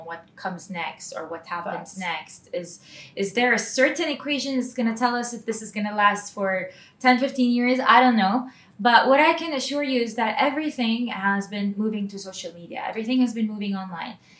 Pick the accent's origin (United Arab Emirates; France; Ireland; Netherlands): United Arab Emirates; Dubai; So um, Dubai is like uh, my hometown